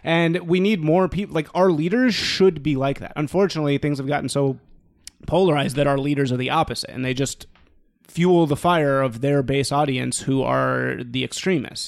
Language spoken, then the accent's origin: English; Chicago, Illinois, United States; born or raised there